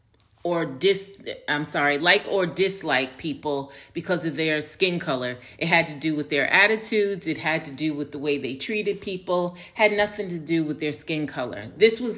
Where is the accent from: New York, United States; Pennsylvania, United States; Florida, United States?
New York, United States; New York City; accent: Northerner; moved away as an adult; also born or lived in Harlem, New York; now in Atlanta, United States; I grew up in New York, I grew up in a very diverse neighborhood, best neighborhood in the world, Tribeca.